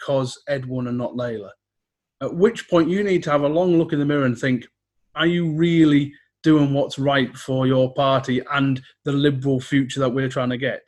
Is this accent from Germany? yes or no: no; West Cumbria, North West England, United Kingdom; I grew up in West Cumbria near Sellafield